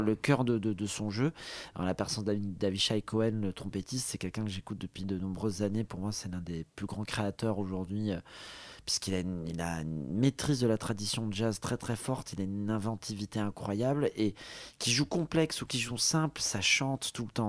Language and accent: French; Côte d’Ivoire; also born or lived in Morocco; ma mère était marocaine, donc, euh, j'ai de la famille, euh, au Maroc. Je suis né en Côte d'Ivoire